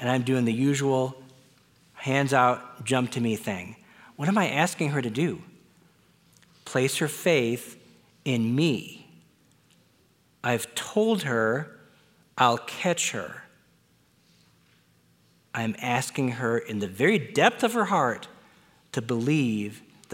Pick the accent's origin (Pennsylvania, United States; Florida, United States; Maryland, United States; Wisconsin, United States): Wisconsin, United States; I was born in Wisconsin.